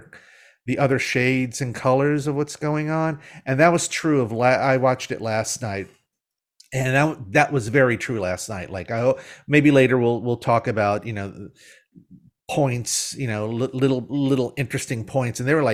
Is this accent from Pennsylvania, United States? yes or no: no; Mobile, Alabama, United States; So and I grew up in Mobile, Alabama.